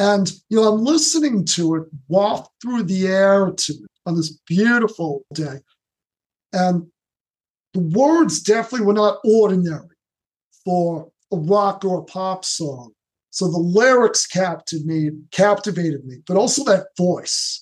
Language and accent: English; New York City, New York, United States; also born or lived in Long Beach, New York; now in Bay Shore, United States; Lifelong New Yorker. I was born in the Bronx in 1966.